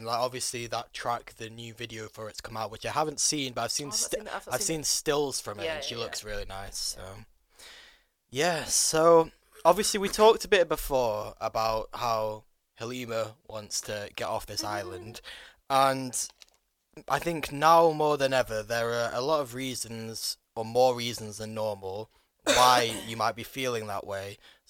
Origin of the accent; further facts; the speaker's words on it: United Kingdom; But obviously, Britain's being British people.